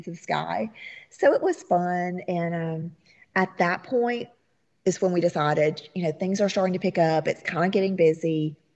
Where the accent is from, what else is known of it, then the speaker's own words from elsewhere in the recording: the South, United States; And very New Orleans feel. Uh huh. We're from the South, so you know, kind of felt right at home.